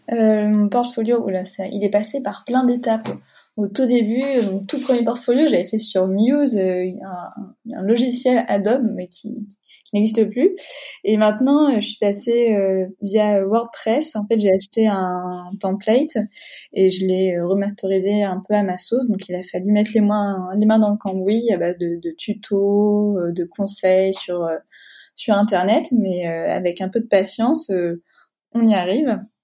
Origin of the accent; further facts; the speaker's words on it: Deux-Sèvres, Nouvelle-Aquitaine, France; à l'origine, je viens des Deux-Sèvres